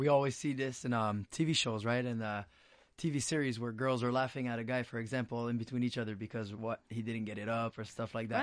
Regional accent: Montreal, Quebec, Canada; Yeah, I grew up here. I'm born and raised in Montreal.

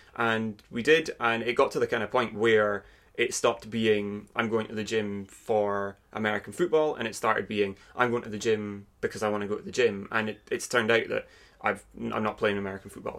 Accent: Aberdeen, Scotland, United Kingdom; I'm from Aberdeen. Um, I've grown up here for my entire life, not really left for any great period of time.

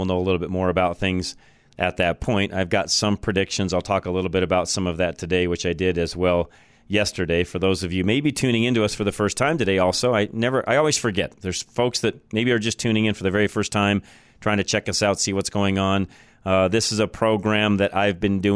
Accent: Northern Front Range, Colorado, United States; I grew up in the Front Range, the Northern Front Range, the Boulder, Lafayette, Louisville area.

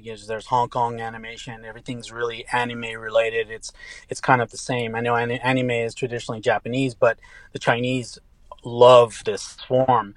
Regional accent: Tehran, Tehran Province, Iran; born or raised there; first language English and Farsi; moved away; also born or lived in Lubbock, Texas, United States

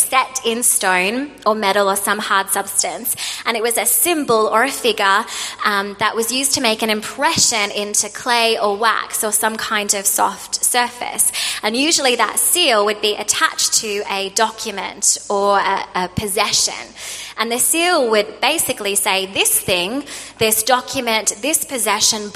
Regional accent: Australia; moved away; I'm an Australian

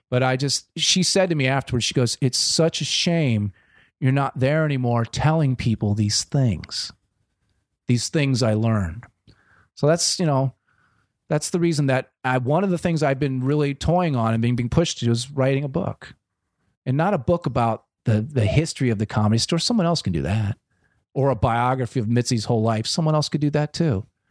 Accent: Wilmington, Delaware, United States; moved away as an adult; now in Los Angeles, United States; I'm from Wilmington, Delaware

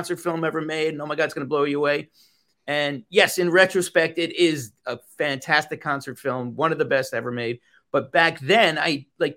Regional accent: New York City, New York, United States; New York's my hometown

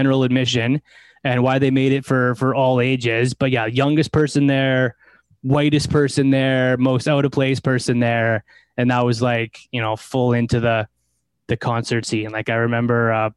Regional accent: Delta, British Columbia, Canada; born or raised there

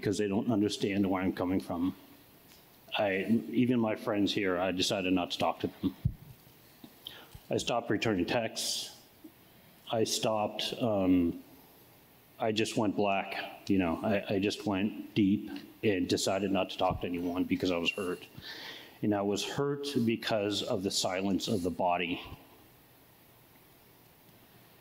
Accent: Oakland, California, United States; also born or lived in Palo Alto; I grew up in Oakland all my life

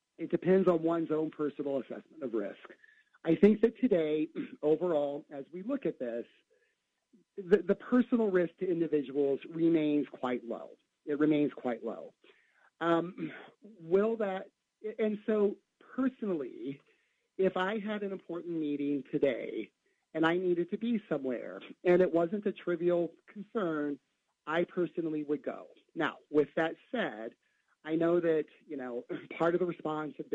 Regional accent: Antwerp, Ohio, United States; I grew up in Antwerp, Ohio

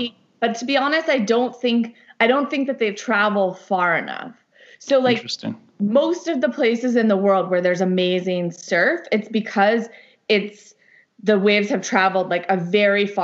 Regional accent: Southampton, New York, United States; moved away as an adult; also born or lived in Lebanon; growing up in New York

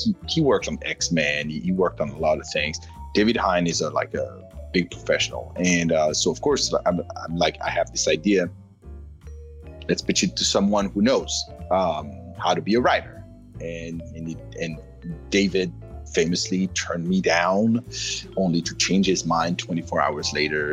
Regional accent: France; moved away as an adult; now in United States; I come from France. This is where I was born and where I spent the first 44 years of my life before I moved to the United States in 2015.

